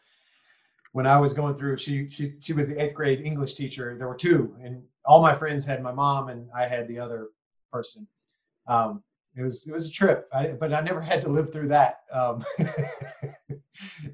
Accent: East Texas, United States; moved away; I grew up in East Texas

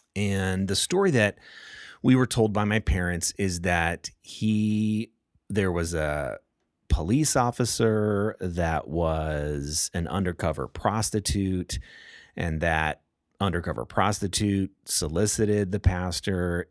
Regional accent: Southern California, United States; I grew up in Southern California

